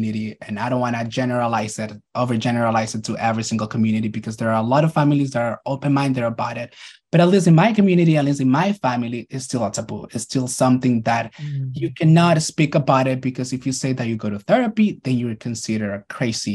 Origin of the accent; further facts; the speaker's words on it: Nicaragua; moved away; I was born and raised in Nicaragua.